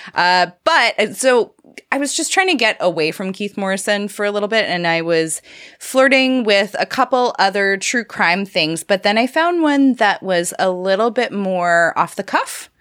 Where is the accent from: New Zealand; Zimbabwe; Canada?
Canada; I'm a Canadian